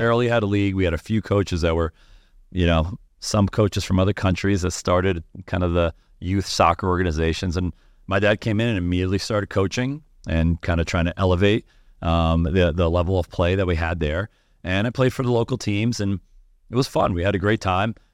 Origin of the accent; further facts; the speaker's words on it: New York City, New York, United States; we grew up in, in Queens, New York